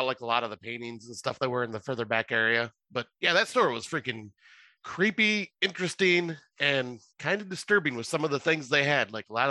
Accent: United States; I'm American.

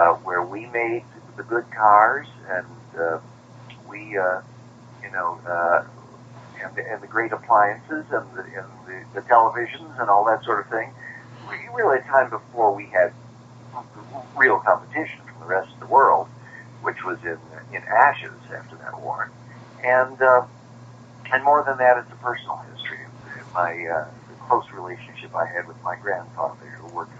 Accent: Chicago, Illinois, United States; if I'd grown up on the seacoast instead of Chicago

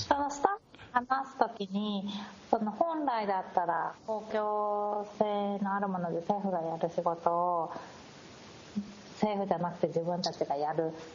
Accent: Japan; 私日本で生まれ育って

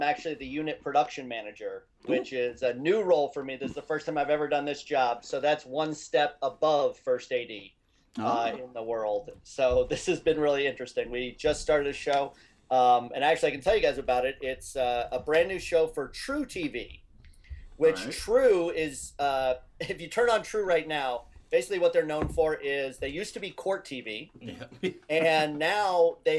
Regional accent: Cincinnati, Ohio, United States; moved away; also born or lived in Kansas City; I was born in Kansas City and grew up in Cincinnati.

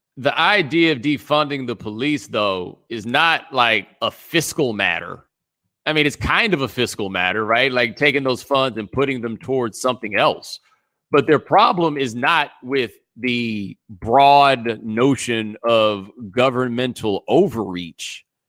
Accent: Texas, United States; I'm from Texas

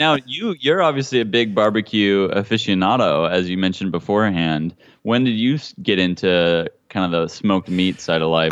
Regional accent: Hutchinson, Kansas, United States; now in California, United States; Hutchinson was a great town, man, a great city to grow up

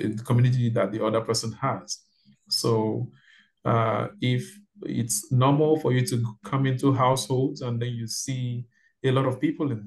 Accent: Nigeria; moved away as an adult; now in Toronto, Canada; I'm from Nigeria. Yes, I'm from Nigeria.

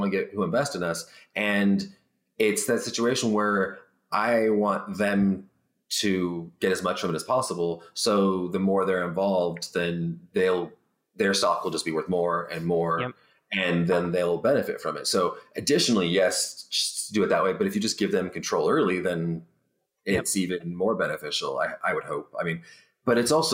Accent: Barstow, California, United States; moved away; also born or lived in Washington; I'm from Barstow, California as well.

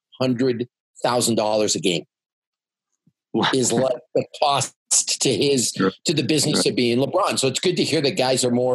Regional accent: Canada; moved away; being a Canadian guy

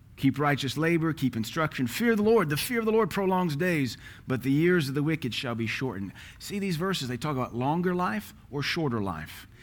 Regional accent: United States; We're American.

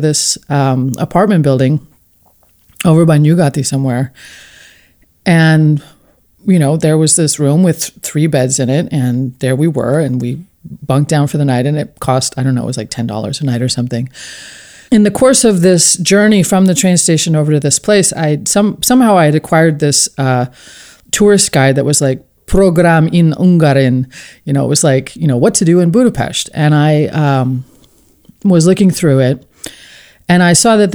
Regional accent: Portland, Oregon, United States; moved away as an adult; also born or lived in Tacoma, Washington / Hungary; I grew up in Portland, Oregon, and I went to college at Pacific Lutheran University in Tacoma

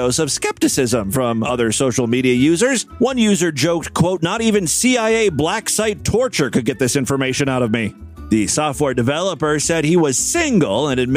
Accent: Ohio, United States; my home state of Ohio

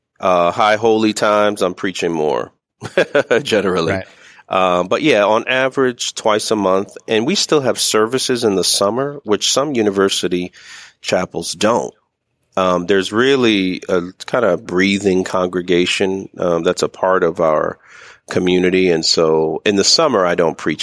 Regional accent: Miami, Florida, United States; moved away as an adult; also born or lived in Trenton, New Jersey / Switzerland; South Florida, Miami, where I grew up, you know, as a kid, and all the way through high school

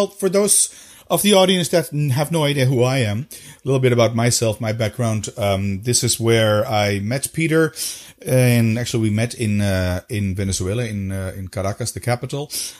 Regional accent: Amsterdam, North Holland, Netherlands; moved away as an adult; also born or lived in United States / Brussels, Belgium; now in Belgium; I was born in Amsterdam, the Netherlands. When I was younger, I lived a year in the States and currently in my 14th year in Belgium near Brussels, which is the capital of Belgium.

